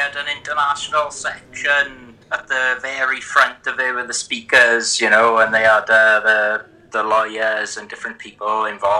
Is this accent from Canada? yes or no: no; Tredegar, Wales, United Kingdom; from Tredegar in Blaenau Gwent.